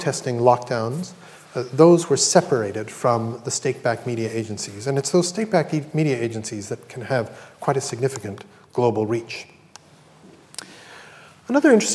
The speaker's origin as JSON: {"language": "English", "country": "Canada", "said": "I'm Canadian"}